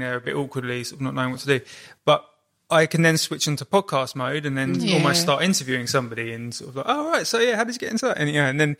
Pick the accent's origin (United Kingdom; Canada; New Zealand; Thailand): United Kingdom; Kingston upon Thames, London; moved away; also born or lived in Brighton; growing up in Kingston upon Thames